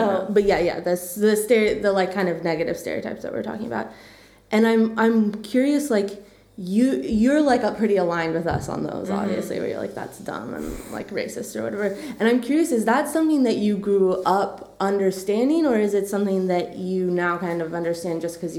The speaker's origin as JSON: {"language": "English", "country": "United States", "tie": "born or raised there", "said": "we grew up in America"}